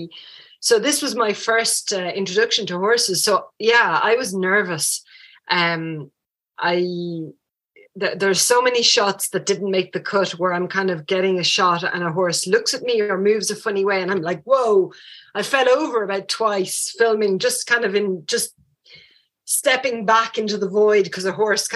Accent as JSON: {"language": "English", "town": "Paris", "region": "Île-de-France", "country": "France", "tie": "born or raised there", "also_born_or_lived": "rural Ireland", "moved": "yes", "lives_now": "Ireland", "said": "I actually grew up in France. I grew up in Paris. So Downtown Paris, there were no horses"}